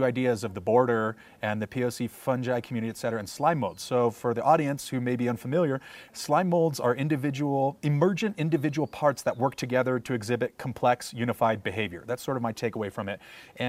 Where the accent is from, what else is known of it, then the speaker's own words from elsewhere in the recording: San Diego, California, United States; I'm from San Diego and I have inroads into the POC fungi community through various friends and whatnot.